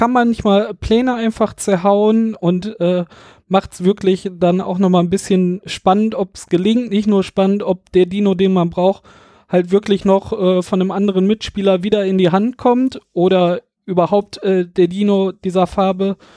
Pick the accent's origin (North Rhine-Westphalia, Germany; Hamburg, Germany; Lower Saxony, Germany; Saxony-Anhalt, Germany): North Rhine-Westphalia, Germany; Düsseldorf; Wir kommen ja hier aus Düsseldorf, da sind wir auf jeden Fall